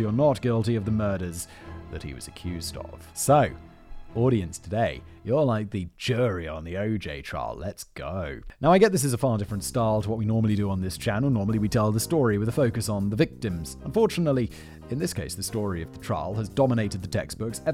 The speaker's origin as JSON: {"language": "English", "country": "United Kingdom", "said": "As a Brit"}